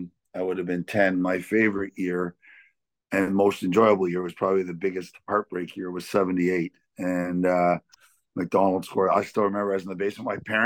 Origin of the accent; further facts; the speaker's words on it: Toronto, Ontario, Canada; moved away as an adult; now in Peterborough, Canada; And, I grew up in Toronto and my dad worked downtown.